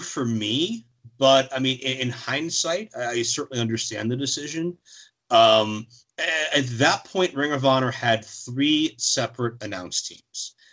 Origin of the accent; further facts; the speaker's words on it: Pittsburgh, Pennsylvania, United States; Pittsburgh, my hometown